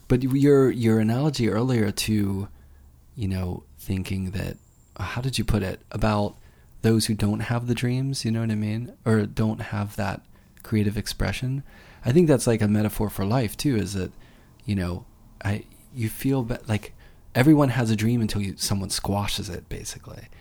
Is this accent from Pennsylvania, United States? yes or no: yes; Pittsburgh, Pennsylvania, United States; I am from Pittsburgh